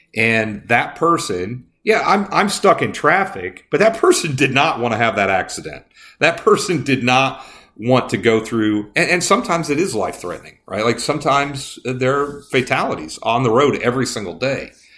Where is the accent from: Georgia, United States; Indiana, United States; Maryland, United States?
Indiana, United States; I grew up in Indiana